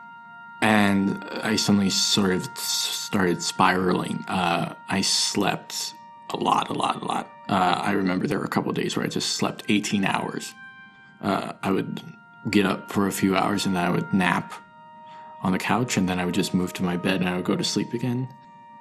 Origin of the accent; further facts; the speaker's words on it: Park City, Utah, United States; moved away as an adult; now in New York City, United States; I'm originally from Park City, Utah.